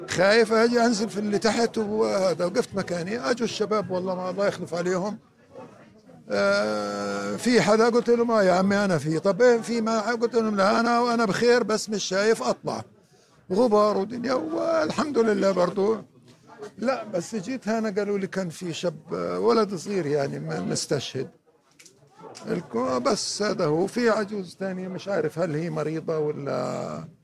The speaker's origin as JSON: {"language": "Arabic", "town": "Gaza", "region": "Gaza Strip", "country": "Palestine", "said": "احنا نازحين من غزه من من اول الحرب من اربع شهور"}